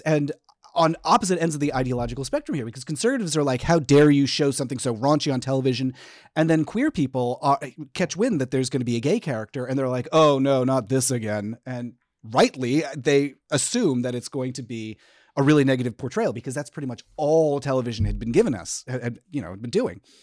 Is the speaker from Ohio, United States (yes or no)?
no; Connecticut, United States; I grew up in Connecticut